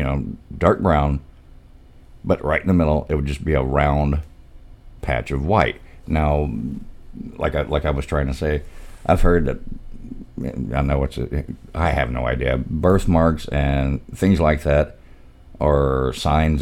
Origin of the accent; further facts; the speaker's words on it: Pine Bluff, Arkansas, United States; I'm from Pine Bluff, Arkansas